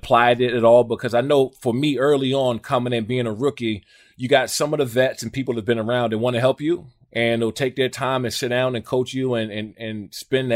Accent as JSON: {"language": "English", "region": "Maryland", "country": "United States", "said": "I'm from Maryland"}